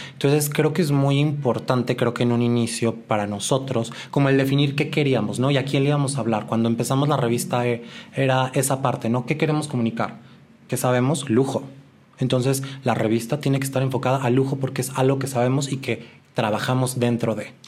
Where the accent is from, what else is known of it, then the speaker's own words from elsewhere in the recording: Guadalajara, Jalisco, Mexico; moved away as an adult; now in Mexico City, Mexico; yo soy de Guadalajara, tengo ya algunos años en la Ciudad de México.